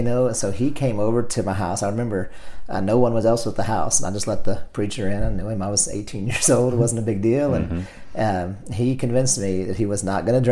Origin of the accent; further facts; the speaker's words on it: El Dorado, Arkansas, United States; I was born in El Dorado, Arkansas